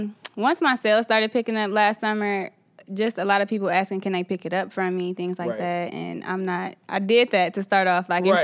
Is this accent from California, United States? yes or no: no; Southfield, Michigan, United States; And actually I'm from Southfield.